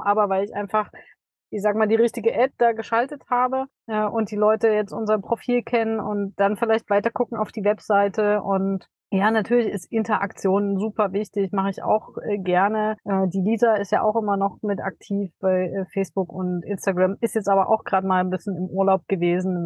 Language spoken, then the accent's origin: German; Dresden, Saxony, Germany; es ist auch Dresden genau richtig, weil das einfach meine Heimat ist